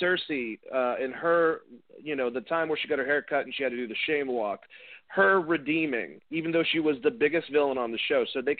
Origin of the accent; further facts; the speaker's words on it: Boston, Massachusetts, United States; I'm from Boston.